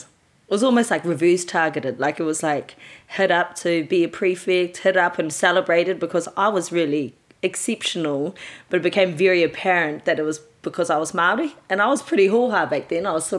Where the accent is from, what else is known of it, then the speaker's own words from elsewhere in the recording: Australia; also born or lived in Gisborne, New Zealand; I was born in Gisborne. Both my parents are from the coast, Ngāti Porou ways, Dad Rotoria and Mum Tararo in Hicks Bay. So first few years of my life was in Rotoria, but then we moved across to Australia when I was 3